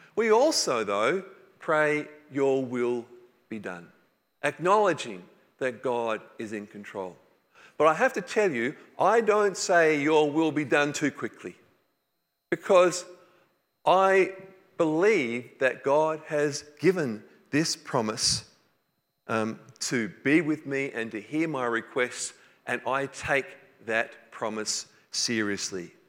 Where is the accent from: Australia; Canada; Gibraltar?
Australia; New South Wales; I grew up in New South Wales